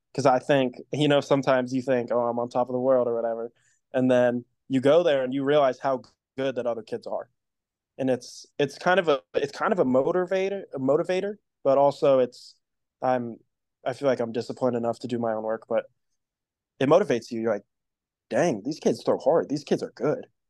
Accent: Columbus, Ohio, United States; now in Cincinnati, United States; I'm from Columbus, Ohio. I moved down to Cincinnati when I was in the seventh grade

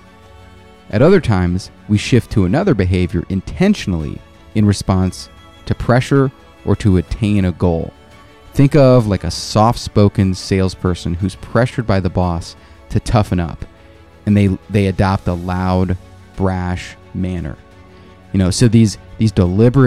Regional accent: South Korea; moved away; I grew up in Korea

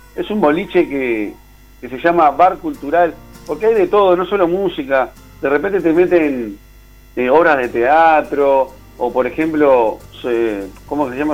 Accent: Uruguay; soy de Uruguay

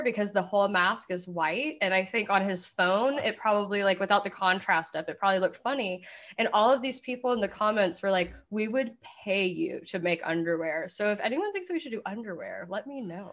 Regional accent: Kentucky, United States; I'm from Kentucky

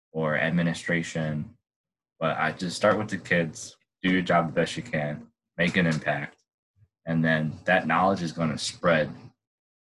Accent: Illinois, United States; moved away as an adult; also born or lived in East Chicago, Indiana; I'm from Illinois

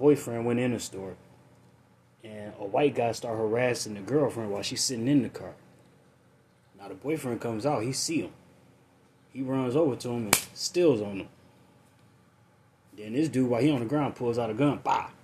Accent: United States; as an American

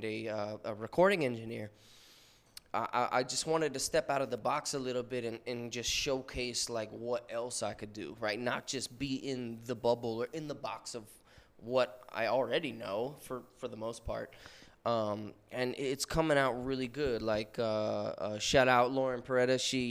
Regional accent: West Coast, United States; It's funny too, cause like I'm from the West Coast, but I have a lot of East Coast influences.

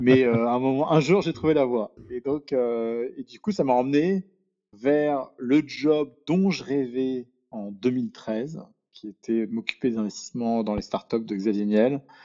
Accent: Paris, Île-de-France, France; moi, je suis né à Paris, euh, j'ai grandi à Paris, euh, je suis un Parisien pur souche

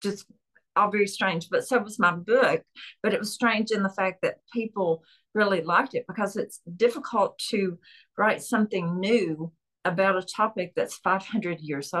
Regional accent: Chattanooga, Tennessee, United States; accent: Southern; I'm from Chattanooga, Tennessee, which is known for trains and the train terminal

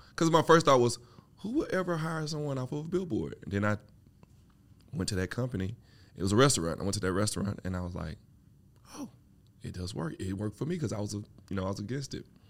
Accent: Mississippi, United States; now in Atlanta, United States; I'm from Mississippi

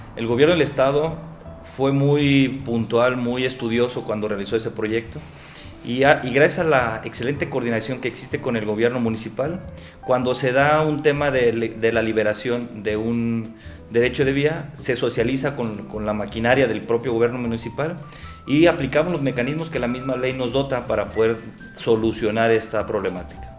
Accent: Tlajomulco, Jalisco, Mexico; soy originario de Tlajomulco, ahí he vivido toda mi vida

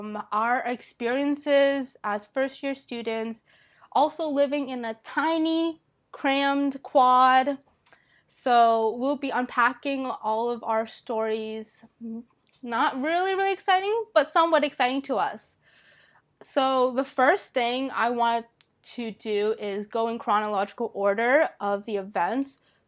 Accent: Boston, Massachusetts, United States; I'm from Boston, Massachusetts. So that's really close to Northeastern, where we all go.

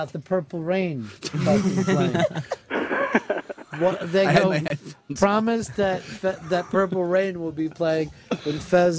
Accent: New York, United States; we're all from New York

